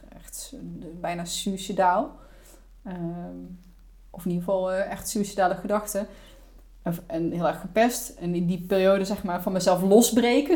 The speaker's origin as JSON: {"language": "Dutch", "country": "Netherlands", "tie": "born or raised there", "also_born_or_lived": "Germany", "said": "Maar ik ben al heel jong verhuisd van Duitsland naar Nederland. Ik heb een Nederlandse vader en een Duitse moeder. Ja. In Duitsland geboren. Toen ik 4,5 was kwam naar Nederland"}